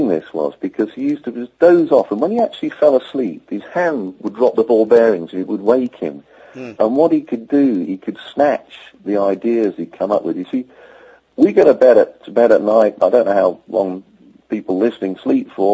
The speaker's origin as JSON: {"language": "English", "region": "Yorkshire and the Humber", "country": "United Kingdom", "said": "As a Yorkshireman from England"}